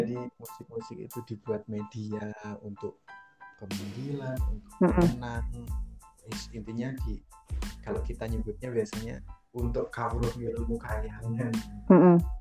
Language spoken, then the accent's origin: Indonesian; Java, Indonesia; saya orang Jawa background dari kesenian Jawa